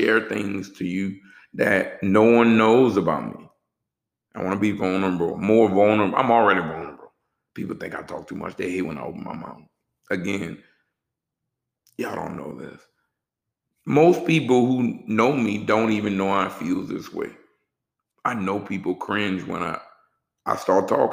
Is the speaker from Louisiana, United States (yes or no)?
yes; New Orleans, Louisiana, United States; also born or lived in Texas; now in Atlanta, United States; I'm from New Orleans